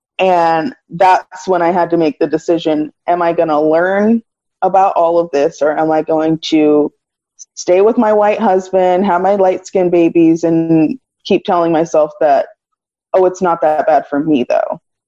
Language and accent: English; Nigeria; also born or lived in Cameroon; I'm Nigerian and Cameroonian.